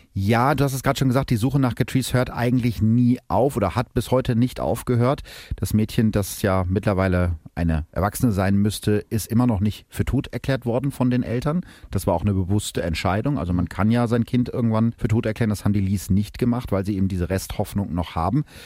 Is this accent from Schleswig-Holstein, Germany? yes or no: no; North Rhine-Westphalia, Germany; bei uns in NRW